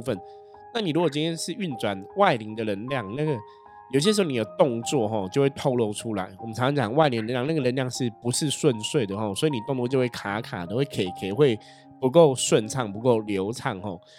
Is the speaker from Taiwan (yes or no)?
yes; Taipei, Taiwan; 我的父母 那时候都是在士林嘛，我们就是台北人这样